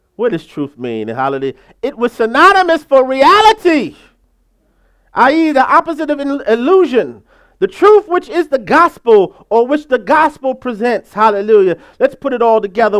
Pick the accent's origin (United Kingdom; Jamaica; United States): United States; I'm from this country, hallelujah. I'm uniquely American